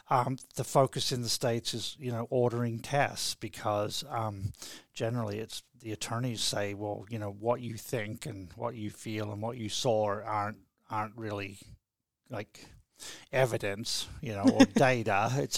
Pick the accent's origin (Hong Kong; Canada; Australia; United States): Australia; Cressy, Tasmania; I was born and raised in Cressy and went to through Scott College, Launceston Matric College, and then here to the medical school for actually 7 years